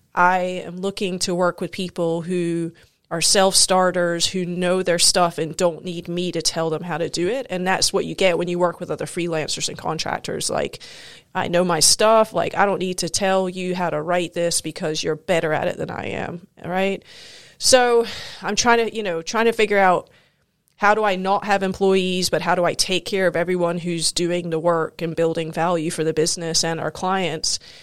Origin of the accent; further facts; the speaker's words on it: Scotland, United Kingdom; moved away as an adult; also born or lived in South Carolina, United States; now in United States; I grew up both in South Carolina and in Scotland